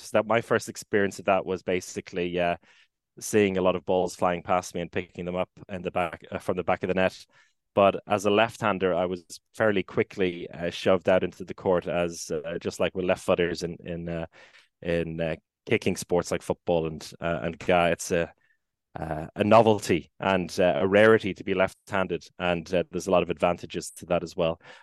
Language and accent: English; Maynooth, County Kildare, Ireland; moved away as an adult; now in Gothenburg, Sweden; my hometown in Maynooth in Kildare